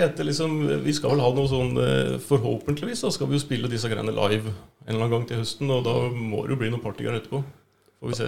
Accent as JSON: {"language": "Norwegian", "area": "Hallingdal", "region": "Buskerud", "country": "Norway", "moved": "yes", "said": "Vi er fra Hallingdal. Mm. Vi helt, helt fra bånn"}